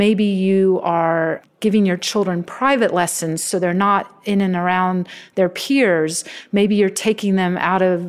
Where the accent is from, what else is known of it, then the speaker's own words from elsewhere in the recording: Santa Clara, California, United States; I grew up in Santa Clara in the 70s